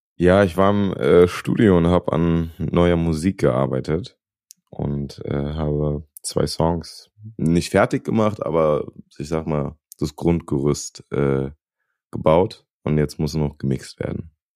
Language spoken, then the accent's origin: German; Wiesbaden, Hesse, Germany; moved away as an adult; now in Los Angeles, United States; ich bin im Westend von Wiesbaden groß geworden